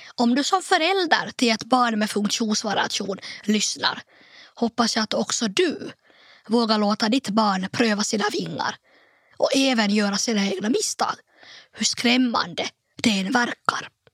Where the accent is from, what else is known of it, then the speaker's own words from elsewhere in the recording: Nykarleby, Ostrobothnia, Finland; also born or lived in Turku; ställa upp i kommunalvalet i min hemort Nykarleby